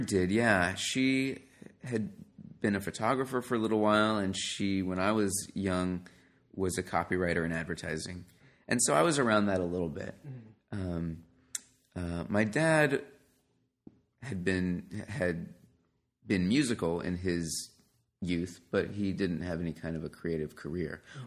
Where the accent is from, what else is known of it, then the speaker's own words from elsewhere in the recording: New York City, New York, United States; moved away; I grew up in New York City